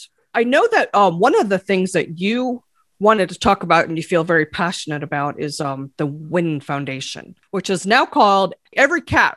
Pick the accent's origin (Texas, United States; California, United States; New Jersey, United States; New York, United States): New York, United States; Buffalo; now in South Carolina, United States; I grew up in Buffalo, New York. I do not miss that one little bit. I'm here in South Carolina.